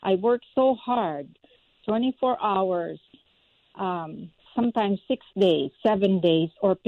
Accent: Philippines; moved away; support my church in the Philippines, the school, Shekinah Grace School in the Philippines, that needs to survive right now. I'm working so hard to support our school there, the first Christian church in my hometown.

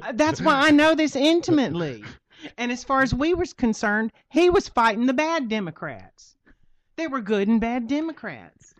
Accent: Louisiana, United States; I grew up in Louisiana.

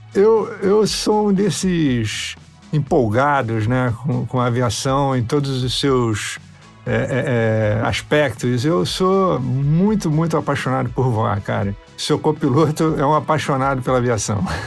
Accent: Rio de Janeiro, Brazil; A casa onde eu cresci, na Universidade Rural, né, na, na, Zona Oeste do Rio de Janeiro

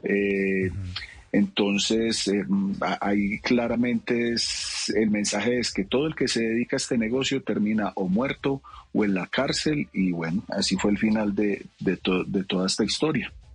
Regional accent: Envigado, Antioquia, Colombia; yo me le volaba a mi mamá los tres, cuatro años desde el barrio La Magnolia y me iba a buscar a mi papá al parque de Envigado

